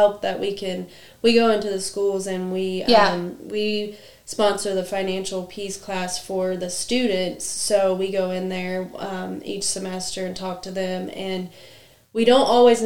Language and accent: English; Wayne County, Indiana, United States; moved away as an adult; now in Rushville, United States; I'm a transplant from Wayne County, but I've been here I think going on 14 years